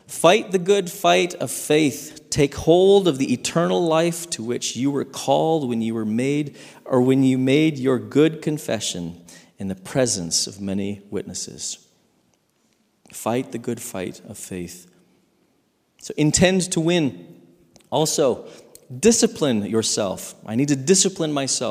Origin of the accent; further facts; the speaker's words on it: Saskatchewan, Canada; growing up in Saskatchewan